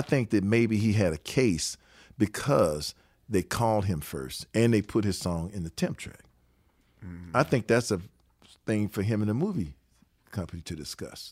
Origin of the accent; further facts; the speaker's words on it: Detroit, Michigan, United States; moved away; we are from Detroit